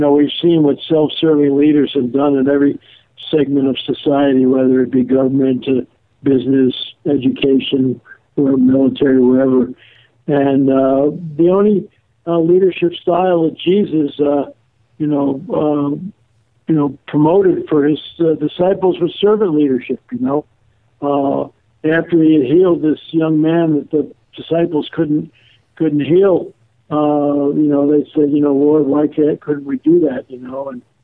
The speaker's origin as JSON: {"language": "English", "town": "New Rochelle", "region": "New York", "country": "United States", "tie": "born or raised there", "said": "we grew up in New Rochelle, New York"}